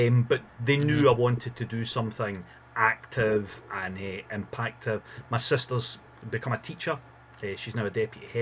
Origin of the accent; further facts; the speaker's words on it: Glasgow, Scotland, United Kingdom; my family were based there when I was a boy. So I'm from Glasgow